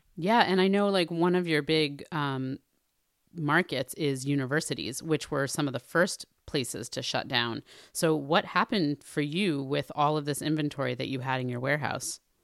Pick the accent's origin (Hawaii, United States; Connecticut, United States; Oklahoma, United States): Connecticut, United States; New Haven; my hometown of New Haven, Connecticut